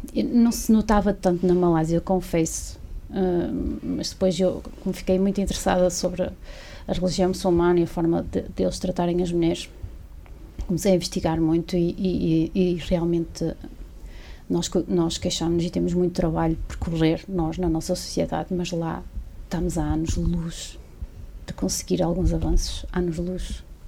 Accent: Barcelos, Norte, Portugal; Eu sou de Barcelos, vivo em Barcelos.

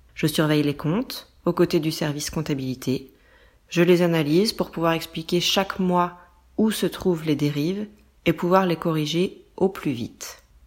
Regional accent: France; also born or lived in small village near Nantes, western France; Je suis française

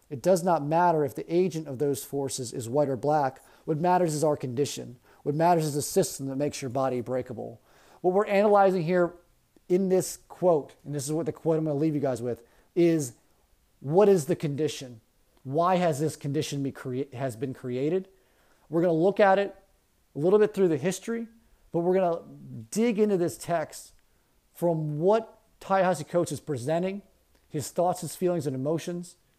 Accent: Baltimore County, Maryland, United States; growing up in Baltimore County

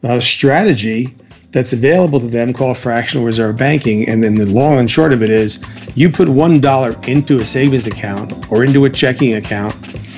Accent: Jersey City, New Jersey, United States; moved away as an adult; now in Las Vegas, United States; I am from New Jersey. Now, which part? Jersey City, affectionately known as the armpit.

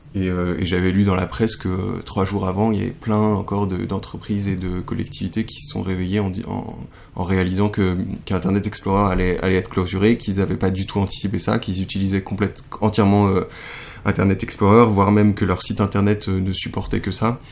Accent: France; moved away as an adult; now in Japan; je suis français

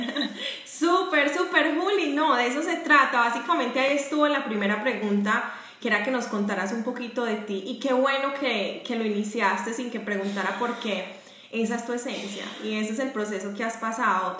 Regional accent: Medellín, Antioquia, Colombia; now in Jacksonville, United States; yo estoy en Jacksonville, Florida, pero también soy de Medellín

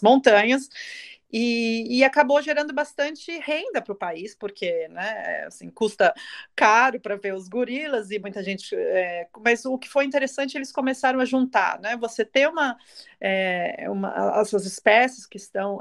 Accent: Brazil; now in Germany; eu, sendo brasileira, apesar de estou morando na Alemanha no momento

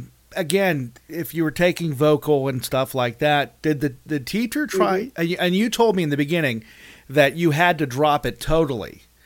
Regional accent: Western Pennsylvania, United States; I'm from Western Pennsylvania, and I know I have one

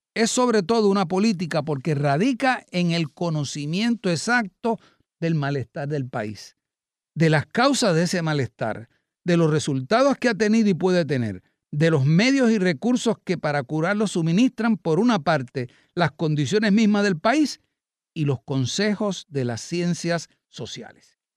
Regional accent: Puerto Rico; Puerto Rico y lo que somos los puertorriqueños

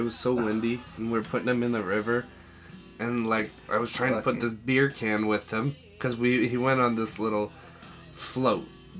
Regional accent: Brantford, Ontario, Canada; moved away; my hometown of Brantford

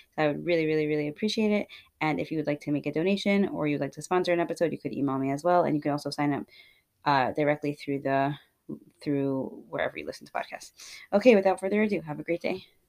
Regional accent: Scranton, Pennsylvania, United States; moved away; I'm originally from Scranton

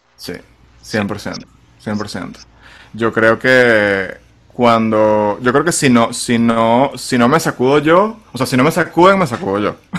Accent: Venezuela; moved away; poder estar en mi país eh, haciendo lo que yo quisiera hacer, más allá de, o sea, o, tener a Venezuela como el país base

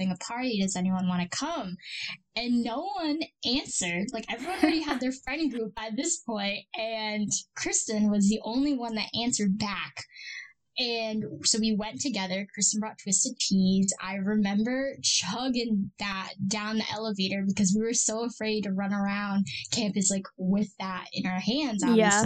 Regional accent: Rhode Island, United States; moved away; I'm from Rhode Island, which is the smallest state

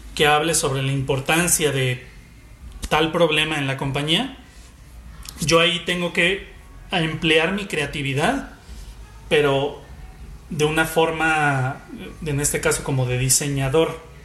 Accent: Guadalajara, Jalisco, Mexico; Soy comunicólogo, soy tapatío

